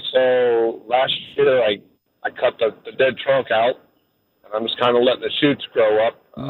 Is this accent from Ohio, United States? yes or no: yes; Ohio, United States; moved away; I'm from Ohio originally